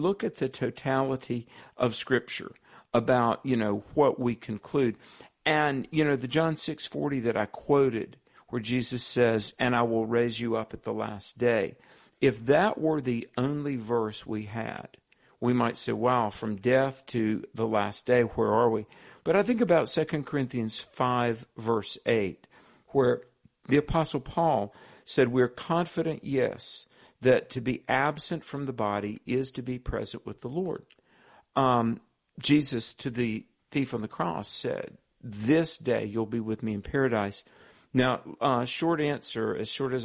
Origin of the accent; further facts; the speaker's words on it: the Bible Belt of the South, United States; I grew up in the Bible Belt of the South